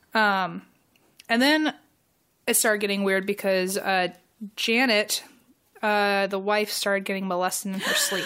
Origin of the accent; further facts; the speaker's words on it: Virginia, United States; I'm from Virginia.